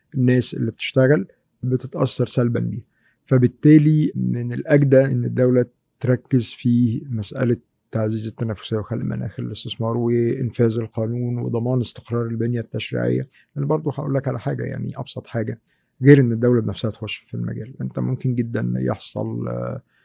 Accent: Egypt; عندنا في مصر

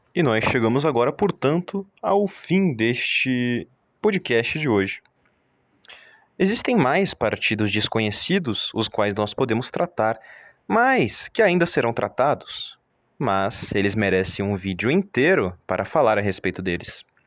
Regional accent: Brazil; nós brasileiros

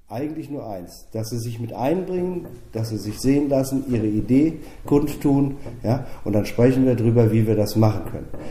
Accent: Germany; wir in Deutschland

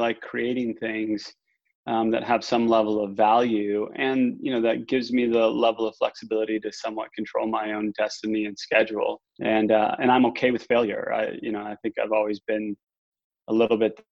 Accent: Northeast, United States; I grew up in the Northeast

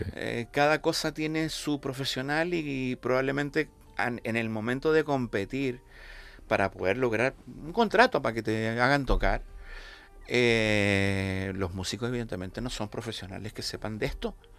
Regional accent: Santiago, Santiago Metropolitan Region, Chile; moved away as an adult; also born or lived in La Laguna, Canary Islands, Spain; now in Canary Islands, Spain; yo nací en Santiago de Chile, estuve allí hasta, terminé la licenciatura a los 21 años

